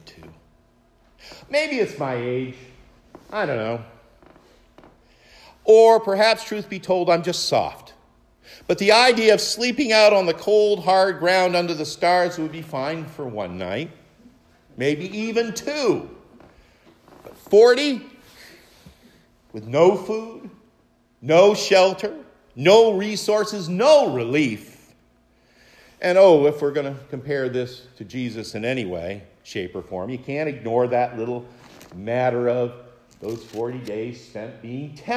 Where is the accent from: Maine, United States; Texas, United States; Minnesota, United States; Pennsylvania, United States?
Maine, United States; Mount Katahdin outside my hometown in Maine